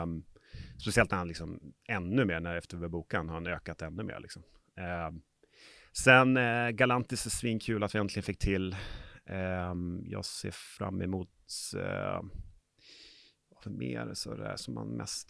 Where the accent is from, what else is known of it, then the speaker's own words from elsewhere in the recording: Umeå, Västerbotten County, Sweden; now in Stockholm, Sweden; Jag är här från Umeå, så att, eh, men bor i Stockholm.